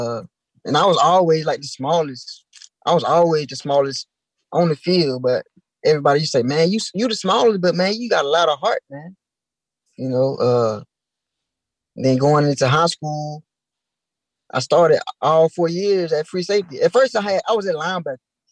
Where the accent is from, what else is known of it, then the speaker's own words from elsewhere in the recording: Tuscaloosa, Alabama, United States; also born or lived in New York; I moved to Tuscaloosa when I was three